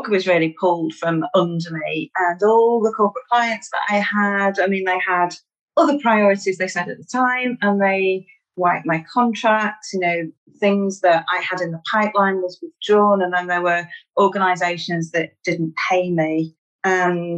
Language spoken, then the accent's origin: English; Manchester, North West England, United Kingdom; accent: Mancunian; I'm from Manchester in the northwest of England. I'm a Mancunian.